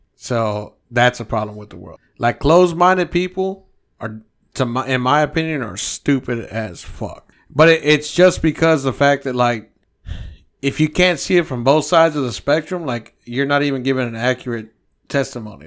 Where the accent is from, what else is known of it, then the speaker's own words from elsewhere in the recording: United States; I'm American